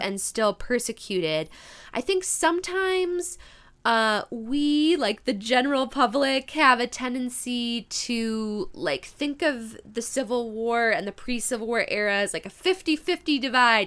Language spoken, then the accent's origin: English; Midwest, United States; accent: Midwest; my Midwest accent